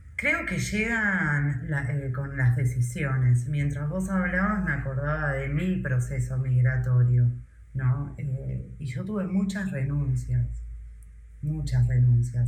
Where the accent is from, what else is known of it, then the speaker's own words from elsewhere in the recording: Argentina; moved away as an adult; me fui llorando de Argentina